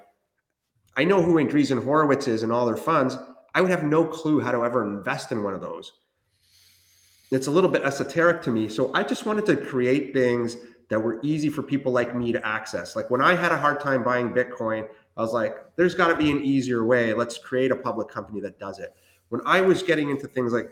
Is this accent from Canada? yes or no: yes; Canada; English is a second language; also born or lived in Chile; I was born in Chile, South America, and my family immigrated to Canada when I was 7